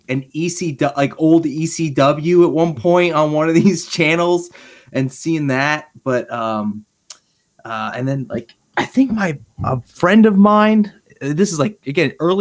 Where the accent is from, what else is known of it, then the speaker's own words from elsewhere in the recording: Berks County, Pennsylvania, United States; Berks County, Pennsylvania